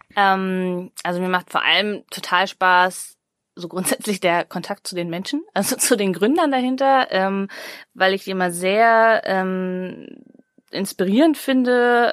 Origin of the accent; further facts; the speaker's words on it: Cologne, North Rhine-Westphalia, Germany; als Kölnerin